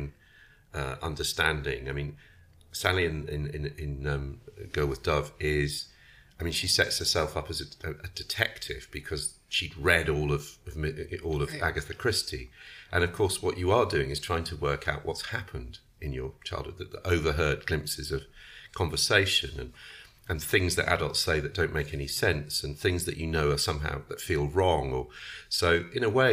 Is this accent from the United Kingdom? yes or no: yes; England, United Kingdom; I'm English